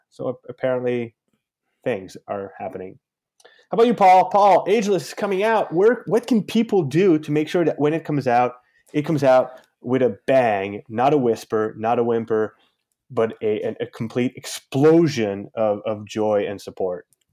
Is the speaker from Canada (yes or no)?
yes; Canada; I'm from Canada.